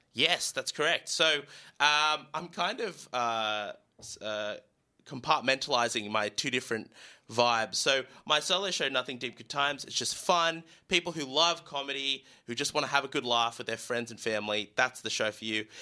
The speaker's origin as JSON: {"language": "English", "town": "Newcastle", "region": "New South Wales", "country": "Australia", "tie": "born or raised there", "said": "I grew up in Newcastle."}